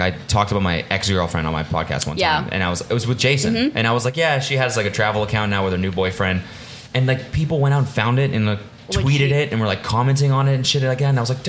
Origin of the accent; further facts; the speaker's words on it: Canada; moved away; I come from Canada.